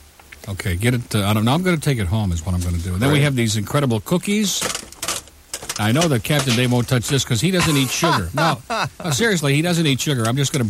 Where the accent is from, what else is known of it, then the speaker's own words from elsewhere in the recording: Rochester, New York, United States; moved away; also born or lived in Detroit; I'm not from Detroit. I just lived there for 2 years. Don't keep saying I'm from Detroit. I'm from Rochester, okay?